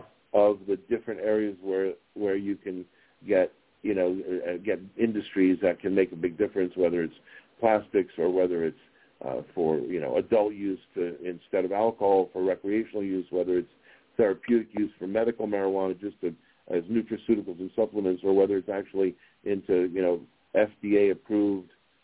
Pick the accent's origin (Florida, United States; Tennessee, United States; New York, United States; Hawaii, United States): New York, United States; New York City; now in Las Vegas, United States; I grew up in New York City